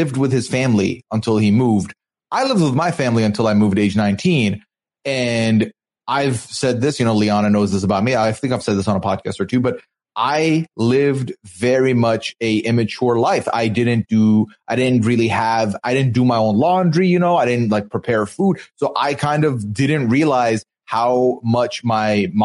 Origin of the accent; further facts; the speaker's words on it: Dubai, United Arab Emirates; I come from, you know, born and raised in Dubai